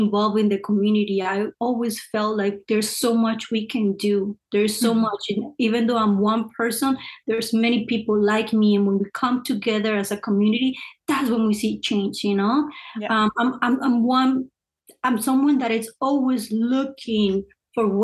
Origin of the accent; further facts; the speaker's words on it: Cali, Valle del Cauca, Colombia; now in Torrance, United States; I was born and raised in Cali, Colombia